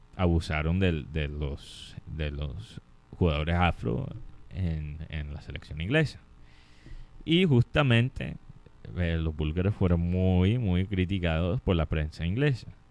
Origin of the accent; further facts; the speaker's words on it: Colombia; como colombiano